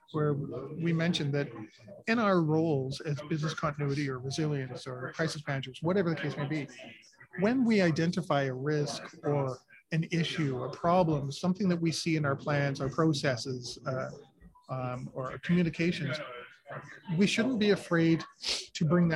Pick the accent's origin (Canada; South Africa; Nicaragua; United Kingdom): Canada; I'm Canadian